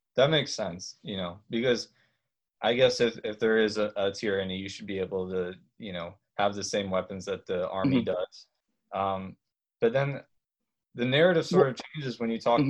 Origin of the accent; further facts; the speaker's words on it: Harrisburg, Pennsylvania, United States; I'm originally from Harrisburg, Pennsylvania